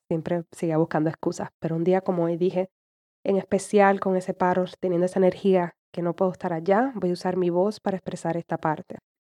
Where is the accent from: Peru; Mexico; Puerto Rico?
Puerto Rico; como puertorriqueña, fui criada y todavía tengo esa mentalidad